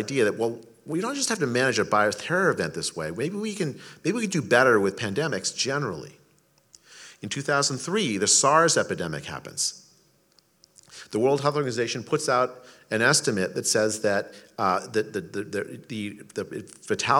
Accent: India; now in United States; I was born in India

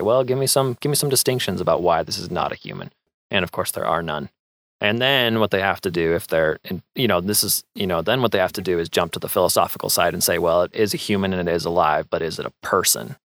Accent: Moscow, Idaho, United States; Yeah, I was born and raised in Moscow

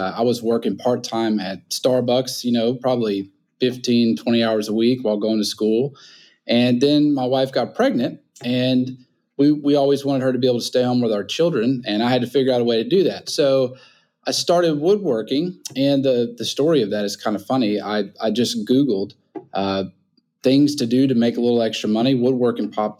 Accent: Nashville, Tennessee, United States; also born or lived in St. Louis, Missouri; now in New Orleans, United States; I grew up in Nashville, Tennessee

